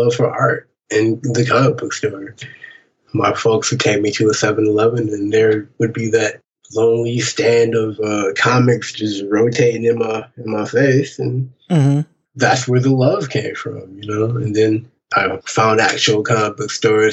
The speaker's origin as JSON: {"language": "English", "town": "Saginaw", "region": "Michigan", "country": "United States", "tie": "born or raised there", "moved": "yes", "lives_now": "Detroit, United States", "said": "Growing up in Saginaw, Michigan"}